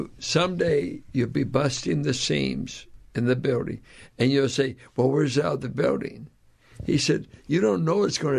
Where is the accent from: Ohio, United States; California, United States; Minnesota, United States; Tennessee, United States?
California, United States; Richmond; we grew up in Richmond